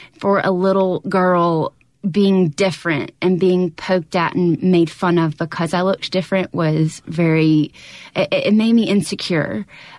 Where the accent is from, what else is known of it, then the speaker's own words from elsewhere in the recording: Brookhaven, Mississippi, United States; I'm from Brookhaven, so that was home.